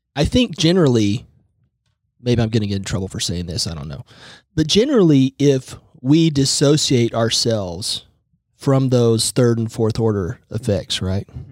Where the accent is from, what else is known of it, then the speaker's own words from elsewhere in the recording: Tulsa, Oklahoma, United States; I am from Tulsa